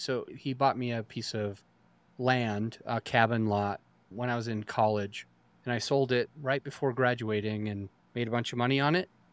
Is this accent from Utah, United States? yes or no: yes; Utah, United States; I grew up in Utah